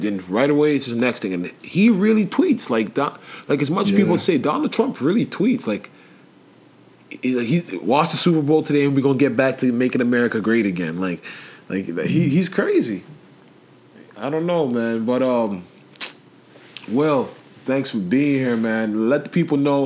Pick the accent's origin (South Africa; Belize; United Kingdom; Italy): United Kingdom; England; now in Canada; I was born in England.